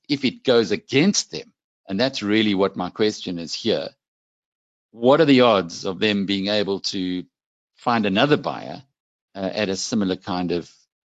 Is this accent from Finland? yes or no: no; KwaZulu-Natal, South Africa; But I think we're all South African at the end of the day. But it's just nice for those of us from KZN to raise our heads.